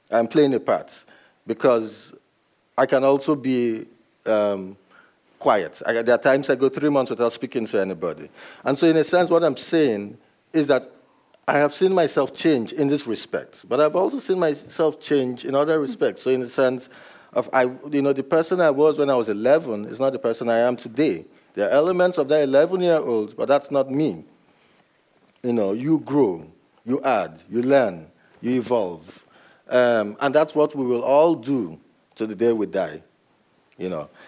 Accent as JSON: {"language": "English", "country": "Nigeria", "tie": "born or raised there", "said": "But I know that I was brought up in Nigeria and I ended up here."}